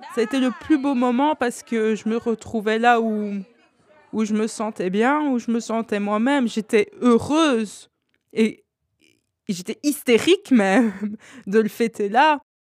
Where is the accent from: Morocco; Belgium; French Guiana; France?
Belgium; Brussels, Brussels-Capital Region; je suis née à Bruxelles